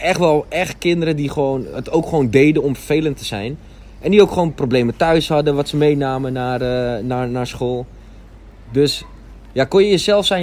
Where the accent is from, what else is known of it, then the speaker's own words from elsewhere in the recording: Amsterdam, North Holland, Netherlands; Ik ben geboren in Amsterdam als drieling